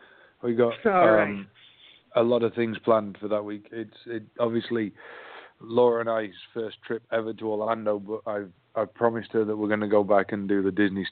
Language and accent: English; England, United Kingdom; accent: English; now in Atlanta, United States; Listen to my strange English accent up close and personal.